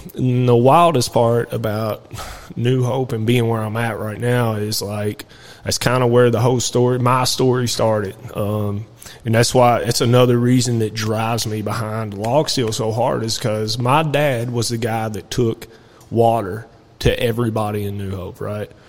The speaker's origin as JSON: {"language": "English", "town": "New Haven", "region": "Kentucky", "country": "United States", "tie": "born or raised there", "also_born_or_lived": "Lebanon, Kentucky", "said": "where I was raised at is Nelson County area, uh, New Haven, New Hope area. I was born in Lebanon, actually, where we're"}